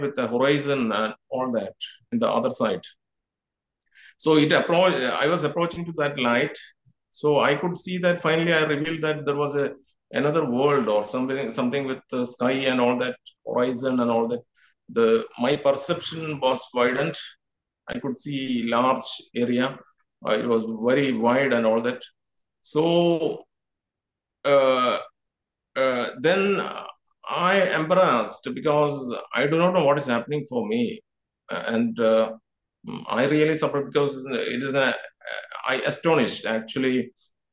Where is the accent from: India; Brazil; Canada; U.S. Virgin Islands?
India; I am from India